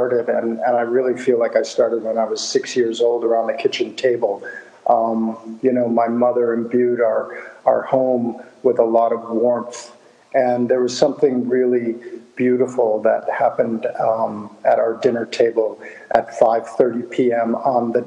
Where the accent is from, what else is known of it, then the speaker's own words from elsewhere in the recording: Ann Arbor, Michigan, United States; I grew up in Ann Arbor, Michigan, outside of Detroit